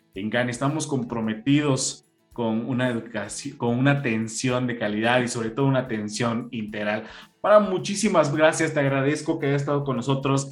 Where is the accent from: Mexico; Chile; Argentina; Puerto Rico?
Mexico; Sabemos que como mexicanos